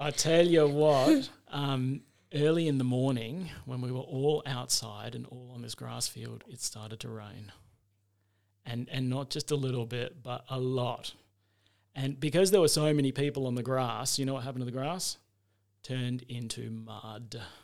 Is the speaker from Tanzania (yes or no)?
no; Adelaide, South Australia, Australia; moved away as an adult; now in Mount Gambier, Australia; I was born in Adelaide, went to school there, uh, and after that, when I finished school, I went to university there for a little while